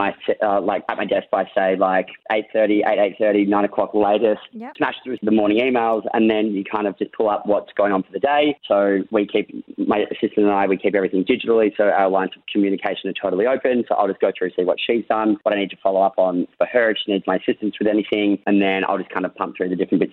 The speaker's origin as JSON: {"language": "English", "country": "Australia", "tie": "born or raised there", "said": "being an Aussie kid"}